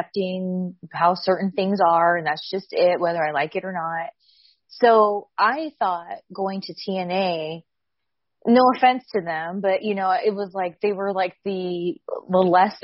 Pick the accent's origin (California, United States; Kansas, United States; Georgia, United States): California, United States; Southern; I come from SoCal, I'm very Mexican